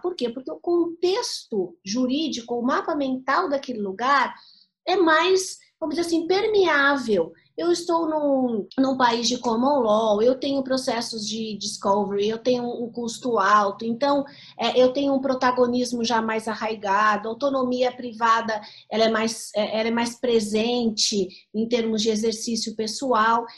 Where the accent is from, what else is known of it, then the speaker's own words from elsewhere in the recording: Santos, São Paulo, Brazil; eu venho de Santos